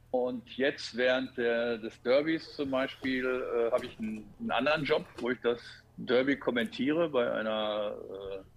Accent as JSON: {"language": "German", "town": "Gelsenkirchen", "region": "North Rhine-Westphalia", "country": "Germany", "tie": "born or raised there", "said": "als gebürtiger Gelsenkirchner und Schalker seit im Stadion seit 1968"}